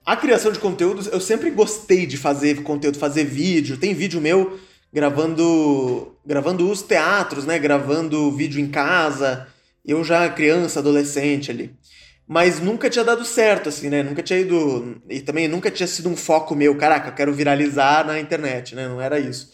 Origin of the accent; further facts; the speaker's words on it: Joinville, Santa Catarina, Brazil; also born or lived in Caxias do Sul; now in São Paulo, Brazil; eu comecei a fazer teatro em Joinville, né? Eu nasci em Joinville